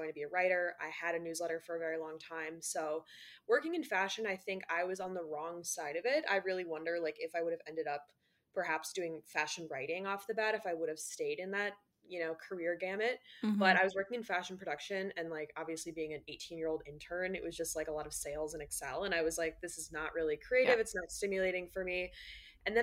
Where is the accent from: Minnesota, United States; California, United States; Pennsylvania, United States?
Minnesota, United States; moved away as an adult; now in New York City, United States; I'm from Minnesota originally, and then I moved out to go to school at NYU.